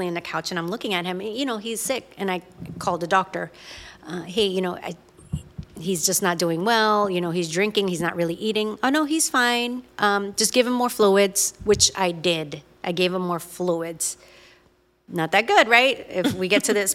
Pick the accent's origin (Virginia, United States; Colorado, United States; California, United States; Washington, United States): Virginia, United States; Virginia Beach; we're from Virginia Beach